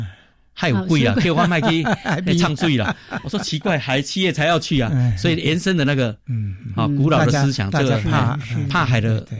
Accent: Kaohsiung, Taiwan; also born or lived in Penghu; 从小我是哦高雄长大

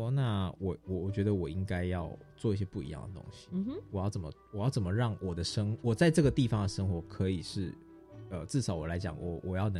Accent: Taiwan; 就是法国人的生活跟我们台湾人不一样。

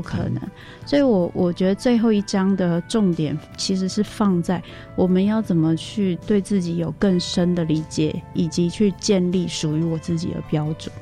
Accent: Tainan, Taiwan; 因为我， 我是台南人

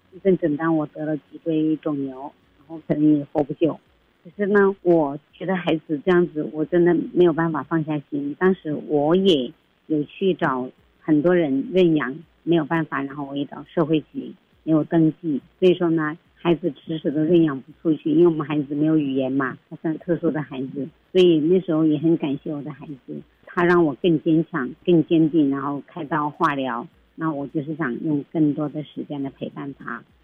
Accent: Sichuan, China; moved away as an adult; also born or lived in Taiwan; now in Taichung, Taiwan; 我从四川嫁过来台湾的，所以川妹子那种任性

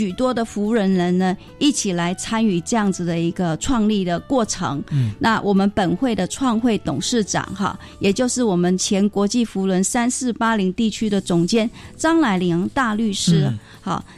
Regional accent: Taiwan; 其实我们台湾人是非常有爱心的

